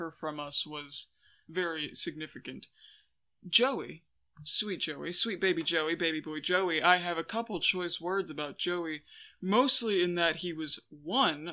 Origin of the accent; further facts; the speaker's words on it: Cleveland, Ohio, United States; I was born in Cleveland